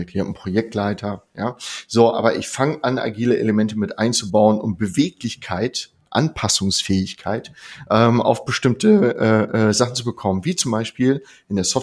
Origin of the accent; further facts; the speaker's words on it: Northern Germany, Germany; Ich komme aus dem Norden und da heißt es schön, wer auf dem Surfbrett nach einer Welle immer noch draufsteht, der hat recht gehabt.